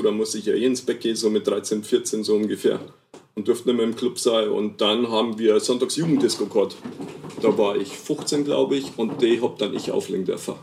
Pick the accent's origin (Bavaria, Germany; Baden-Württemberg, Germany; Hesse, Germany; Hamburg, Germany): Bavaria, Germany; Lower; accent: Niederbayerisch; moved away as an adult; also born or lived in Nuremberg; now in Regensburg, Germany; ich bin aus Niederbayern